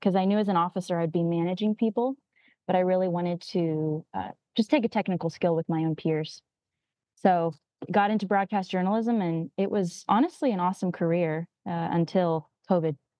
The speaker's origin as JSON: {"language": "English", "region": "California", "country": "United States", "tie": "born or raised there", "said": "I grew up in California"}